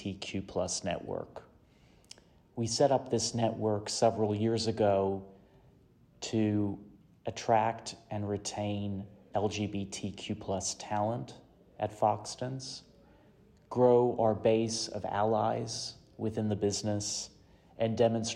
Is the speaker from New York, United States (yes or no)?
yes; New York City, New York, United States; moved away as an adult; now in London, United Kingdom; I'm originally from New York City, but I've lived in London for the past 15 years. I'm also a gay man